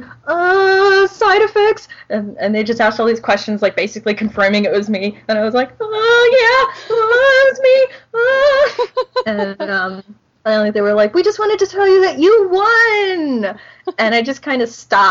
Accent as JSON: {"language": "English", "region": "Florida", "country": "United States", "said": "I'm from Florida"}